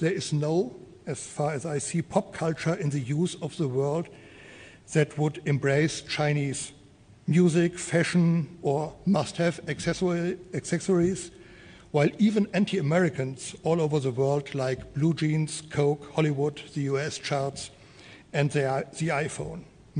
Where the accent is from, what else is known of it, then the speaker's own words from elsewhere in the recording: Germany; moved away as an adult; now in Singapore; I came from Germany with my beautiful wife, Anja, and our daughter, Benediktina, only in August.